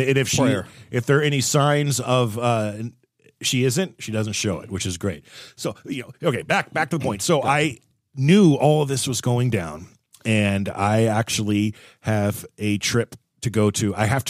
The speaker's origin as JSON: {"language": "English", "region": "Southern California", "country": "United States", "tie": "born or raised there", "said": "I grew up in Southern California"}